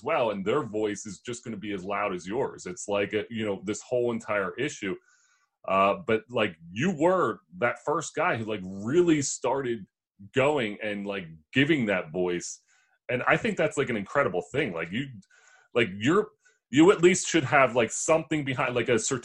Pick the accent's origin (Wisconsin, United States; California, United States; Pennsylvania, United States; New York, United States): Pennsylvania, United States; Philadelphia; I grew up in Philly